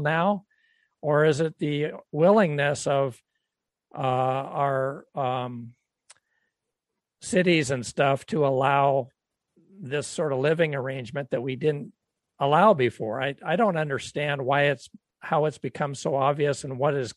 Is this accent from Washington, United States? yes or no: yes; Tacoma, Washington, United States; I grew up in Tacoma